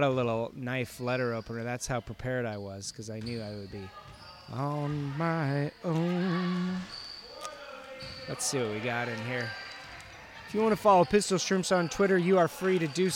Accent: Whittier, California, United States; I'm from Whittier

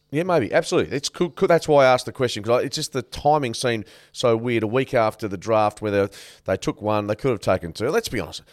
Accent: Canada; I was born in Canada.

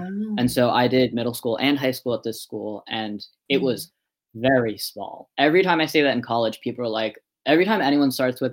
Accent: Massachusetts, United States; also born or lived in Guangdong, China / Hunan, China; I grew up in Massachusetts.

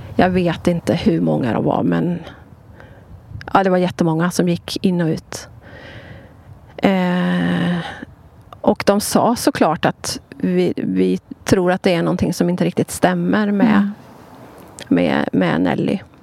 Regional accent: Sweden; jag är ju född och uppvuxen i Sverige

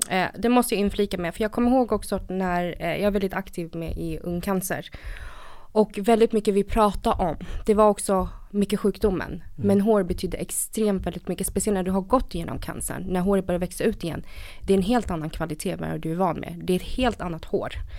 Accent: Stockholm, Stockholm County, Sweden; also born or lived in Vietnam / northern Vietnam; Kom till Sverige 94 och eh, växte upp här i Stockholm.

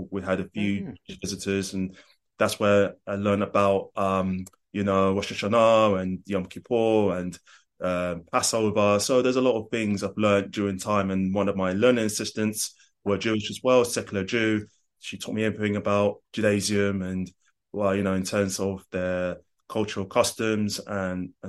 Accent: London, United Kingdom; moved away as an adult; also born or lived in Enfield / Finchley / Brighton / Glasgow; now in Sheffield, United Kingdom; being born and raised in London, England. Lived in Hackney for 14 years.

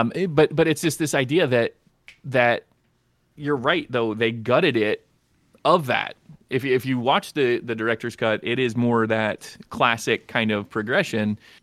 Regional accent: Kentucky, United States; I am from Kentucky

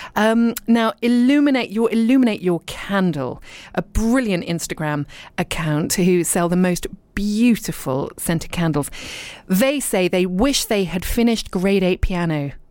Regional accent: Dorset, South West England, United Kingdom; also born or lived in Richmond, London / London / abroad; now in East Sheen, London, United Kingdom; I was born in Richmond. And in fact, I was born a couple of streets from where I live now. Uh, but then I was brought up in Dorset

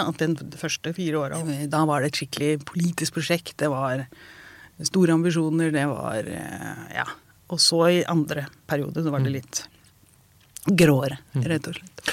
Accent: Porsgrunn, Vestfold og Telemark, Norway; Jeg vokste opp i Porsgrunn

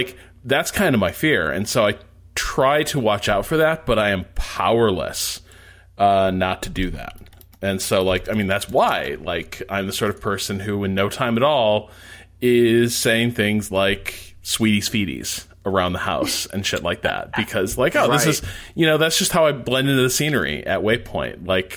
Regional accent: Indiana, United States; accent: Northwest Indiana; I will very quickly start losing my Northwest Indiana accent.

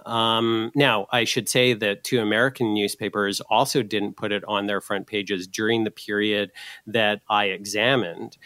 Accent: Canada

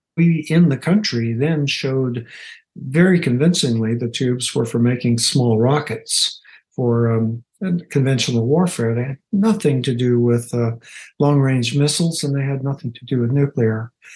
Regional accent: United States; as an American

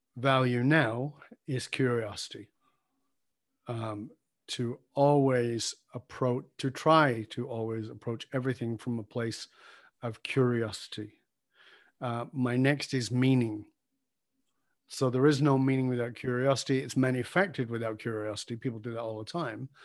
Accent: Salford, North West England, United Kingdom; filmed in my hometown.

